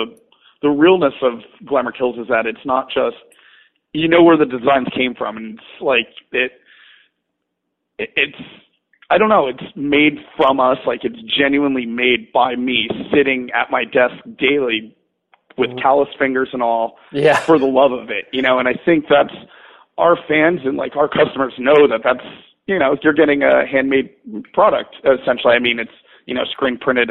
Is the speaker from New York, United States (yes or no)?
yes; New Windsor, New York, United States; I was born and raised in upstate New York, a town called New Windsor.